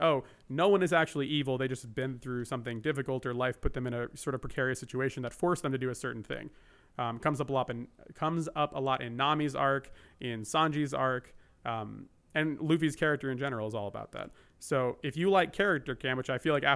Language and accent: English; New Jersey, United States; also born or lived in Japan; now in California, United States; I live in California. I grew up in Jersey.